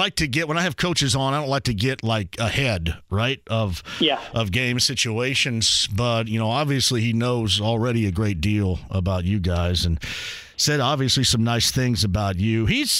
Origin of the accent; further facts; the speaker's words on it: Owensburg, Indiana, United States; But growing up in Eastern Greene County, you and Salisbury, me and Owensburg.